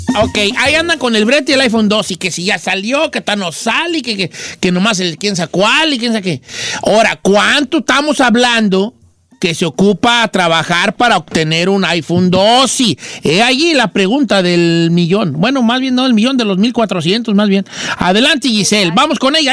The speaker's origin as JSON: {"language": "Spanish", "town": "Ixtlán de los Hervores", "region": "Michoacán", "country": "Mexico", "said": "Islán de los Herbores, Michoacán"}